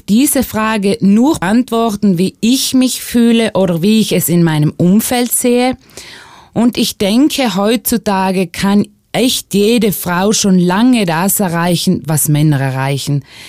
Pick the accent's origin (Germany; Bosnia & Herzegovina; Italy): Italy; bei uns in Italien